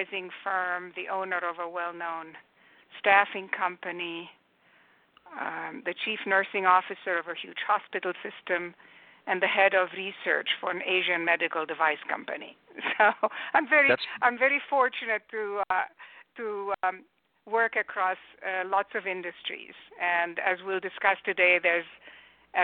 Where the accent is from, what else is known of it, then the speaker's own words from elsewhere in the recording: Romania; English is a second language; also born or lived in United Kingdom / Germany; now in California, United States; I was not born in the U.S. I grew up in communist Romania